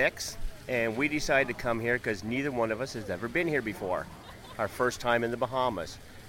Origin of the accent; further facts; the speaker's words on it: Toronto, Ontario, Canada; We're from Toronto.